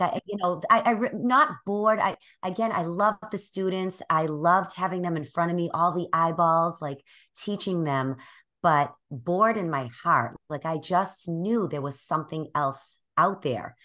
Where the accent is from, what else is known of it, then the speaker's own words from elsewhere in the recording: Boston, Massachusetts, United States; I'm from Boston, which you will notice in a few minutes as I start talking. And I have, I've born and raised here my whole life.